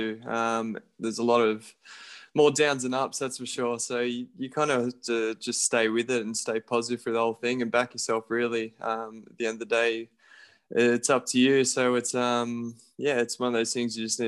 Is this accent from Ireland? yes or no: no; Raby, New South Wales, Australia; I'm from Raby, so they're our closest team. So, played with them from the age of 5 to about 9.